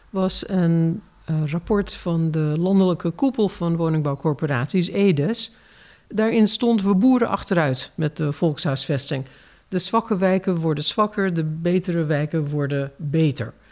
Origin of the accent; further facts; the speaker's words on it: United States; ik als Amerikaanse van oorsprong mag zeggen dat ik wel weet wat een ghetto is.